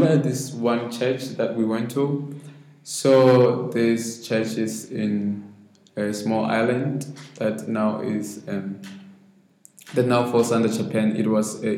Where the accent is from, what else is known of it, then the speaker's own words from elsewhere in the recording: Maseru, Maseru District, Lesotho; I grew up in Mafeteng district for some time before I could move to the city, Maseru. But I stayed most of my time in Maseru